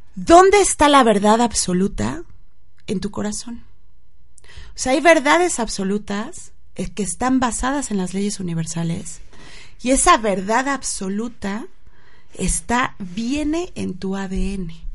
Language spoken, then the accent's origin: Spanish; Mexico; los mexicanos somos así o asado